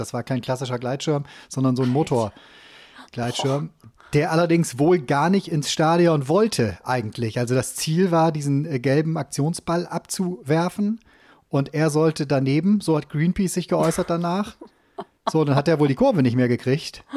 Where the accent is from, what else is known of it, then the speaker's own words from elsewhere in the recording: Cologne, North Rhine-Westphalia, Germany; hier als Kölner